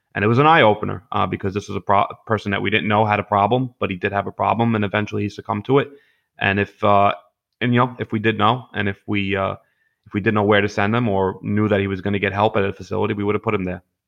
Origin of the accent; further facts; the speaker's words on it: New York City, New York, United States; I grew up in Gravesend and Bensonhurst and, you know, Diker Heights and Bath Beach